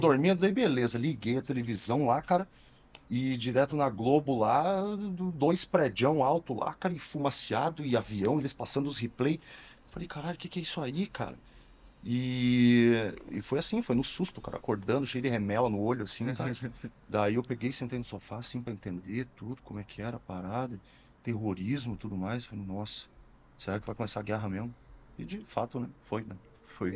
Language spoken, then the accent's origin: Portuguese; Rio Grande do Sul, Brazil; now in Curitiba, Brazil; Sou gaúcho, nascido, na, nascido no Rio Grande do Sul, mas naturalizado curitibano